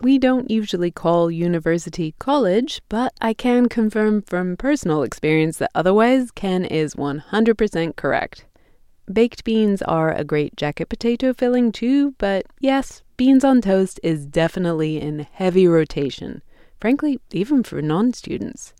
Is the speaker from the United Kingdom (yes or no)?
yes; England, United Kingdom; moved away; This is not something I grew up eating in England